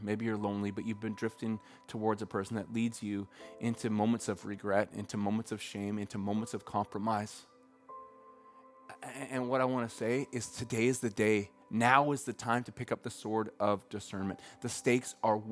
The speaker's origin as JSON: {"language": "English", "town": "Red Deer", "region": "Alberta", "country": "Canada", "tie": "born or raised there", "said": "I grew up in Central Alberta, and around Red Deer"}